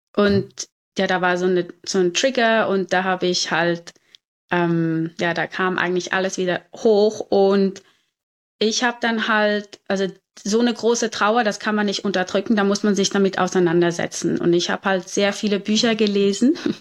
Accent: Zurich, Switzerland; also born or lived in Cape Town, South Africa; ich bin hier in Zürich geboren und aufgewachsen

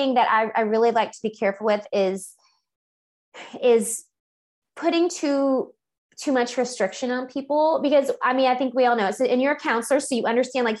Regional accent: Louisiana, United States; now in Texas, United States; I'm originally from Louisiana

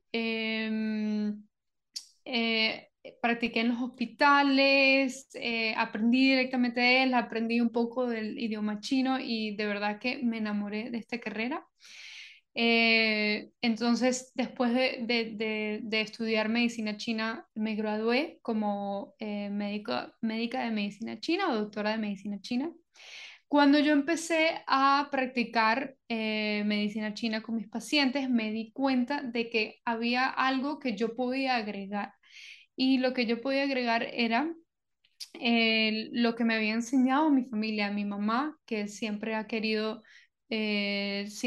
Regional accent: Colombia; also born or lived in Venezuela; soy originalmente de Venezuela me crié en varios sitios, especialmente en Colombia, entonces me considero venezolana colombiana.

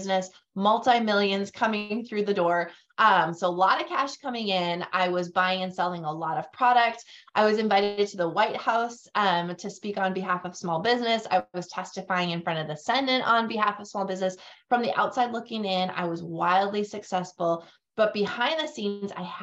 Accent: North Dakota, United States; moved away as an adult; also born or lived in Fargo, North Dakota / Grand Forks, North Dakota; now in Tennessee, United States; born and raised in North Dakota. I now live in Tennessee and we moved here about a year and a half ago, but otherwise I've spent my entire life in North Dakota, in both Fargo and Grand Forks

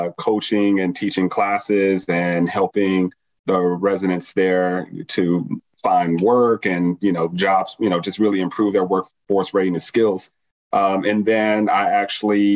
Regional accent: Las Vegas, Nevada, United States; born and raised in Las Vegas, pretty much moved around a lot around the city when I was younger.

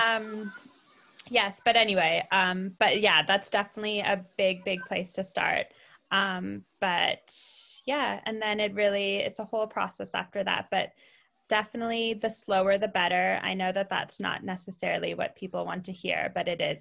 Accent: Ottawa, Ontario, Canada; moved away as an adult; also born or lived in London, United Kingdom; now in Bournemouth, United Kingdom; I'm Canadian originally. I'm from Ottawa, which is the capital, not Toronto

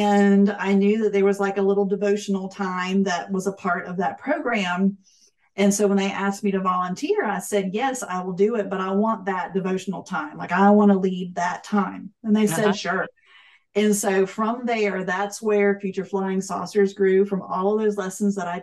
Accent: Florida, United States; I grew up in Florida

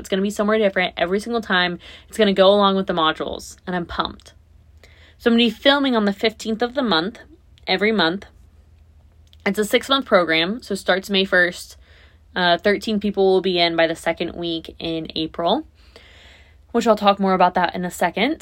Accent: Naples, Florida, United States; my hometown, where I live now

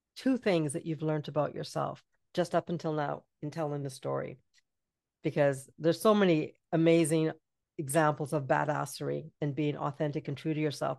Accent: British Columbia, Canada; I'm from B C

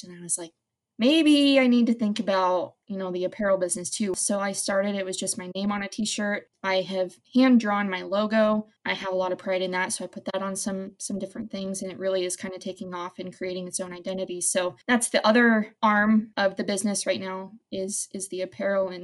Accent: Wyoming, United States; I am born and raised in Wyoming, and I would not want to live anywhere else.

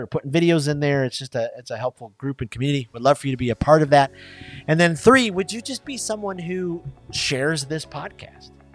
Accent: Michigan, United States; moved away; I'm from Michigan, right? We don't have Waffle House in Michigan

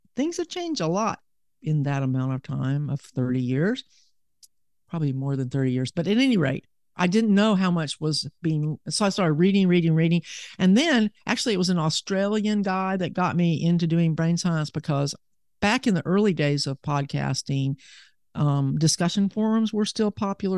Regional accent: Huntsville, Alabama, United States; also born or lived in Seattle, Washington / Birmingham, Alabama; I was born in Seattle, in Washington, but I moved to Alabama back in nineteen sixty-four

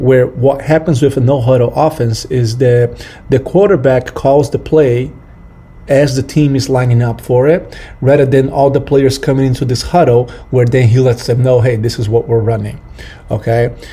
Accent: Brazil; moved away; I'm from Brazil

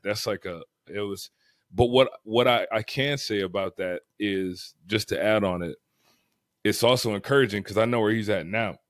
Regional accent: Fort Lauderdale, Florida, United States; I grew up in Broward, like, Fort Lauderdale area

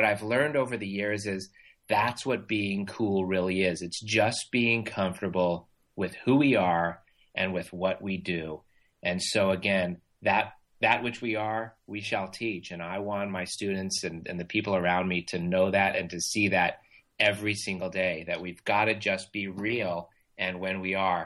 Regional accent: Irvine, California, United States; I grew up in Irvine, California

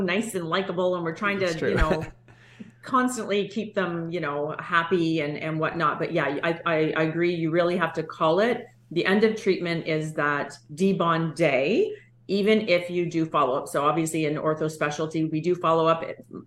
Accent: Canada; we're so Canadian

